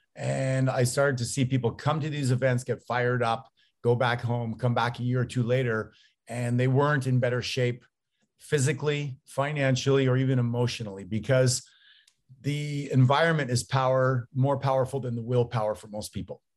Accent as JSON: {"language": "English", "country": "Canada", "moved": "yes", "lives_now": "United States", "said": "I'm Canadian, although I live down here in the States"}